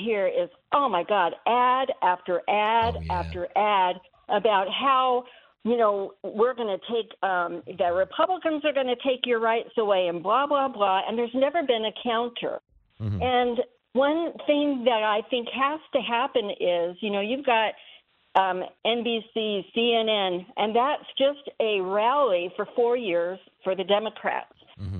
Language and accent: English; Florida, United States; now in Las Vegas, United States; being in Las Vegas, I am actually from Florida